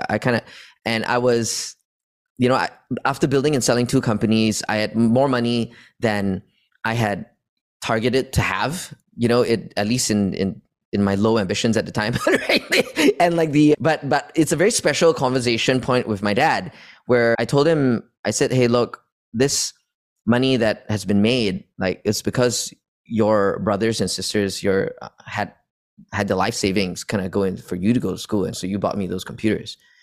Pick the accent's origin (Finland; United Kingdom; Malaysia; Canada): Malaysia; moved away as an adult; also born or lived in Australia / United States; I was born in Malaysia. And I've spent entire, my entire upbringing over here up until only college